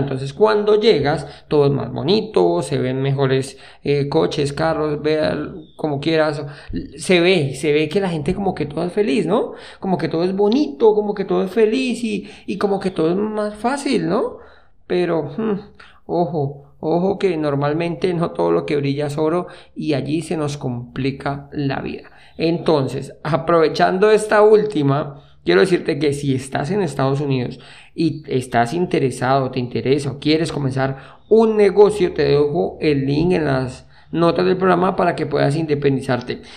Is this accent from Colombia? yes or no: yes; Colombia; moved away as an adult; en el año que salí de Colombia